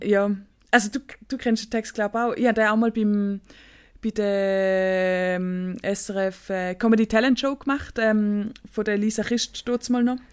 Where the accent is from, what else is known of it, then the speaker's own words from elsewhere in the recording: Staad, St. Gallen, Switzerland; ich bin in Stad aufgewachsen. Das ist ein Dorf